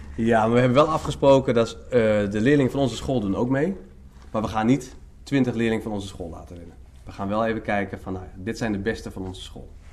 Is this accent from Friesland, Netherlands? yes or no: yes; Leeuwarden, Friesland, Netherlands; now in Emmen, Netherlands; ik ben oorspronkelijk geen Emmenaar. Ik ben eigenlijk een Leeuwarder, ik ben een Fries.